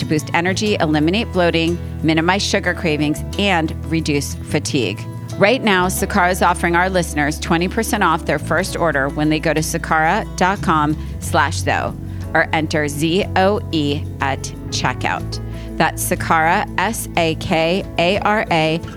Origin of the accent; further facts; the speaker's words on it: East Coast, United States; I am from the East Coast